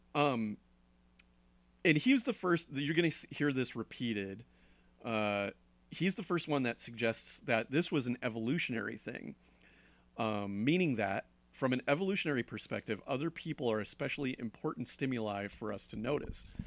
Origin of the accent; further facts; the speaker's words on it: Connecticut, United States; moved away; I'm from Connecticut, and there's a lot of old places